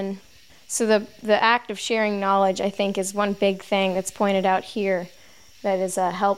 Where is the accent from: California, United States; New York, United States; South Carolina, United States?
South Carolina, United States; Charleston; I'm from Charleston, South Carolina.